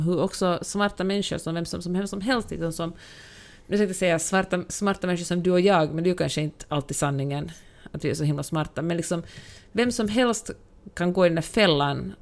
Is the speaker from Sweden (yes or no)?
no; Finland; moved away; när jag var liten och vi hade liksom fester hemma och jag kommer från Finland